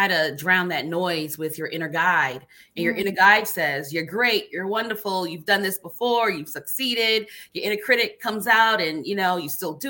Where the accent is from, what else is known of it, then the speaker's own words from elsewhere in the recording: Barbados; now in United States; growing up in a family that's compassionate, you know, like a culture. I'm from Barbados